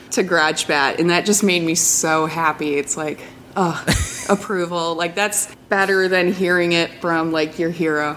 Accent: Detroit, Michigan, United States; I'm from Detroit

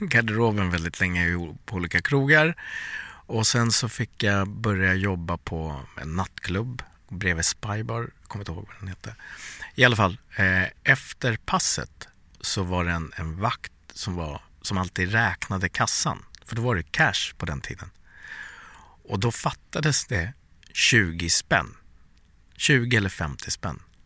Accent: Sweden; also born or lived in Bangladesh (ancestry) / USA (lived one year); I'm born and raised in Sweden but I'm from Bangladesh

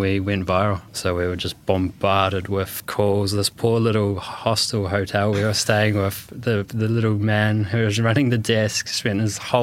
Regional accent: New Zealand; now in London, United Kingdom; I'm from New Zealand and we live in London.

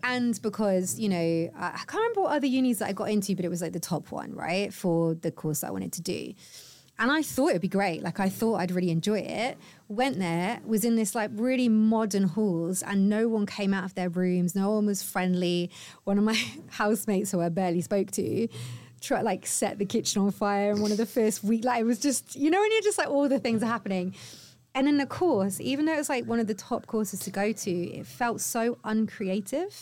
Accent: the Cotswolds, South West England, United Kingdom; moved away as an adult; also born or lived in Cardiff; now in London, United Kingdom; I grew up in the Cotswolds

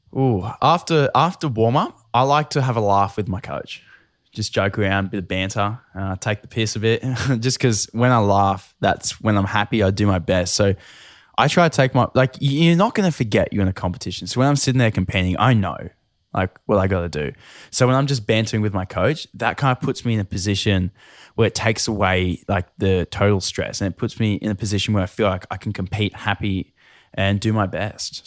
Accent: Newcastle, New South Wales, Australia; I grew up in Newcastle

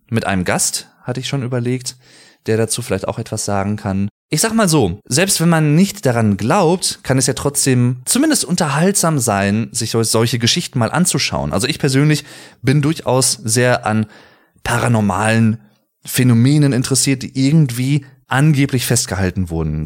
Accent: Germany

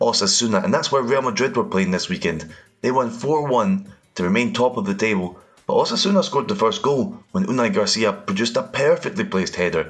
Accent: Scotland, United Kingdom; accent: Scottish; As you'll know from my accent, I am Scottish

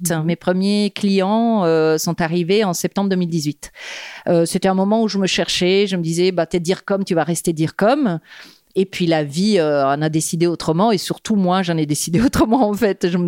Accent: Rome, Lazio, Italy; French is a second language; moved away as an adult; now in Paris, France; je suis née à Rome, euh, où j'ai grandi jusqu'à euh, mes 25 ans. J'ai fait des études d'art là-bas, en histoire de l'art contemporain. Et puis j'ai décidé à un moment donné de venir à Paris.

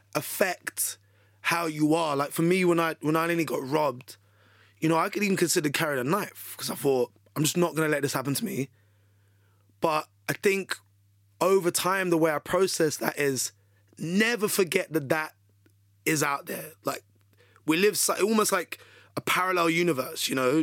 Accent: London, United Kingdom; accent: British; I'm from the U K. I'm, I'm from London.

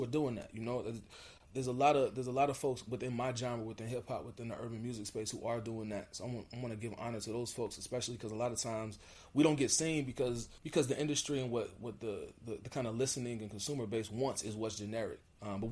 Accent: United States; I'm a Black American. I'm from the United States

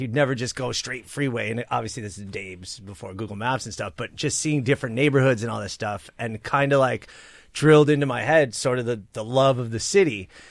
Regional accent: North Hills, California, United States; So I was born in Sepulveda, which is now known as North Hills, right? Geographic center point of the San Fernando Valley, borders Northridge, Panorama City, Arleta.

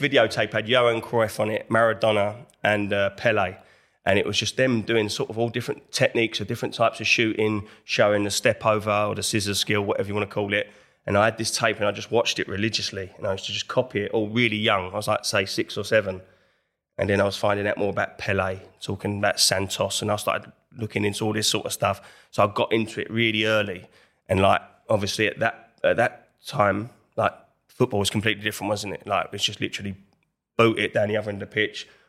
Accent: Enfield, London, United Kingdom; I'm in from Enfield, North London, that was from that area

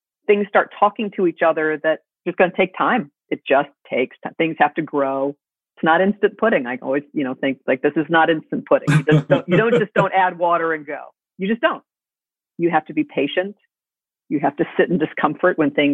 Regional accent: New York City, New York, United States; I grew up in the theater and I grew up in New York City

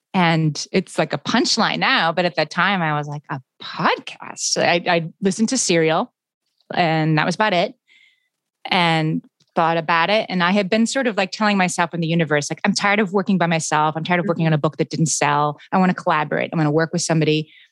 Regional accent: Scranton, Pennsylvania, United States; moved away; I'm from Scranton, Pennsylvania, which is sort of a typical small town

